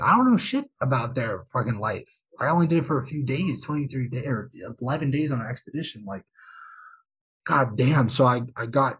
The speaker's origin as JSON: {"language": "English", "country": "United States", "said": "I'm American"}